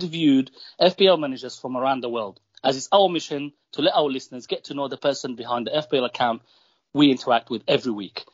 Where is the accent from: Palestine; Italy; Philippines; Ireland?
Palestine; I'm Palestinian